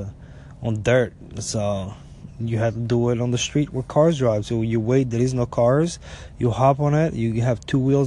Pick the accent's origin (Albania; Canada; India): Albania; now in United States; growing up in Albania